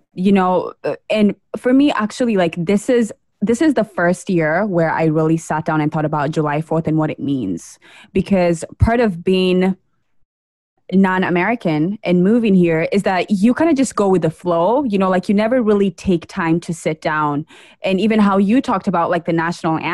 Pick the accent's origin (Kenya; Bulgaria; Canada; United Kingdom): Kenya; now in United States; as a Kenyan living in America, who's an immigrant